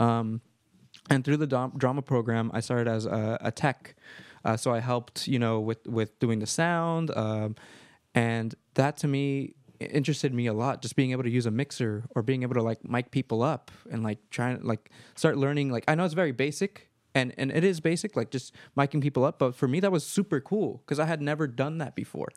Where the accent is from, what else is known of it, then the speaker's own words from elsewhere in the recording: Marin County, California, United States; I was born and raised here in Marin County